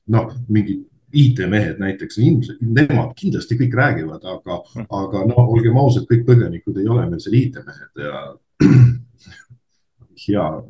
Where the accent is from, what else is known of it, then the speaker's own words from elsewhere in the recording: Narva, Ida-Viru County, Estonia; pärit olen Narvast